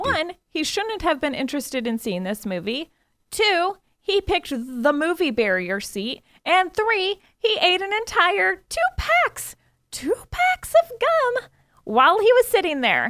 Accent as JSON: {"language": "English", "country": "United States", "said": "We're Americans"}